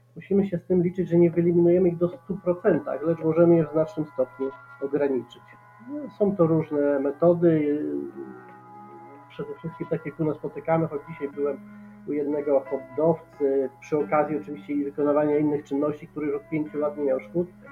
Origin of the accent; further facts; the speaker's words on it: Subcarpathian Voivodeship, Poland; u nas na Podkarpaciu